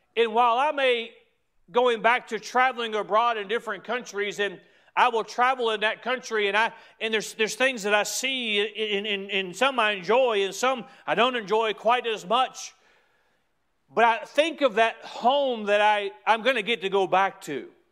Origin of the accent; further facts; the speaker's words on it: United States; as American citizens